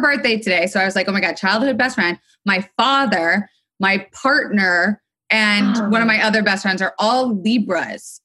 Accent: Florida, United States; also born or lived in New York City, United States; now in Los Angeles, United States; I am living in Los Angeles, though I was sort of formed and raised on the East Coast between Florida and then eventually I went up to New York City.

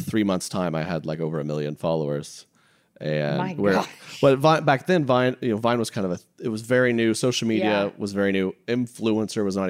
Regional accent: Oklahoma, United States; moved away as an adult; now in Kansas City, United States; Born and raised in Oklahoma

